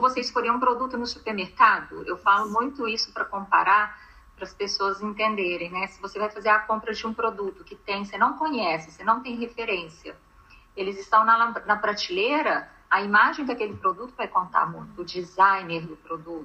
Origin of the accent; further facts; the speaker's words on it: Minas Gerais, Brazil; eu sou mineira